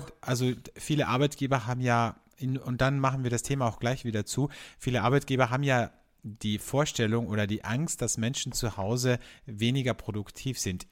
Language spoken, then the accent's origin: German; Austria; bei uns in Österreich